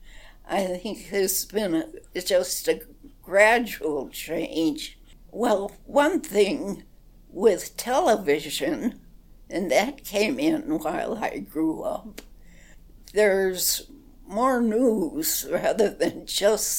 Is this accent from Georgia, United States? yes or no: no; Chicago, Illinois, United States; moved away as an adult; now in Moab, United States; Chicago, grew up there, and lived there.